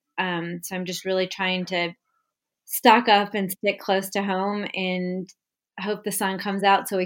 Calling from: Westport, Connecticut, United States; Hi, I'm joining you from Westport, Connecticut, and I'm fine.

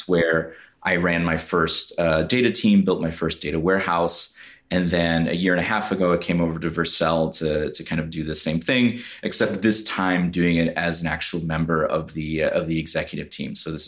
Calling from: Chicago, Illinois, United States; I'm joining from beautiful Chicago, Illinois.

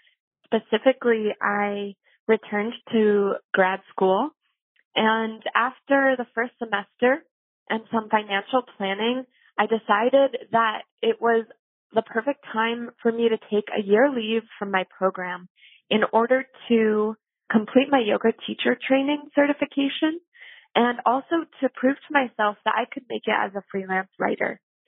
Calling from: Providence, Rhode Island, United States; I'm calling from Providence, Rhode Island

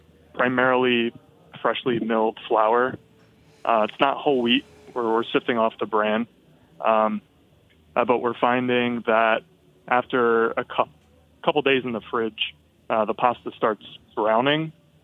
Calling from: Philadelphia, Pennsylvania, United States; I'm calling from Philly.

